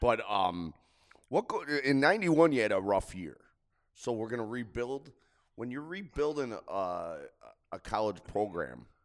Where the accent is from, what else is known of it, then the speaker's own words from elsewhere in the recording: Buffalo, New York, United States; we're from Buffalo